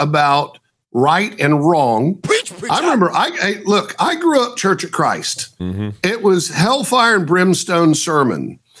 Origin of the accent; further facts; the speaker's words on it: Oklahoma, United States; born there; I was born in Oklahoma too.